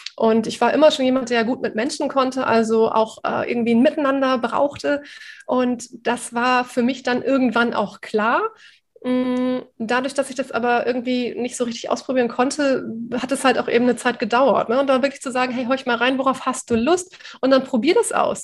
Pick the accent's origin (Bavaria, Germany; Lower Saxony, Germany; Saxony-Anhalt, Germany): Lower Saxony, Germany; Osnabrück; moved away as an adult; also born or lived in Cuxhaven; now in Otterndorf, Germany; bin aus meiner Heimat Osnabrück damals weggezogen und bin alleine nach Cuxhaven gezogen